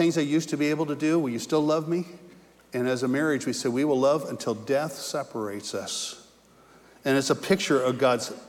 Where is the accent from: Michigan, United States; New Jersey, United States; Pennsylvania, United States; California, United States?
California, United States; moved away; also born or lived in Indiana; I was from California